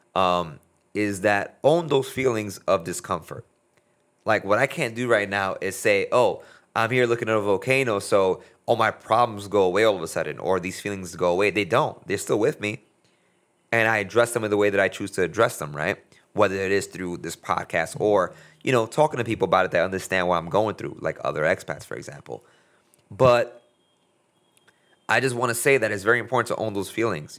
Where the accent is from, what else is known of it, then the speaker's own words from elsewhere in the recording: United States; here I am as a, as a American, but that is, has a, a Latino heritage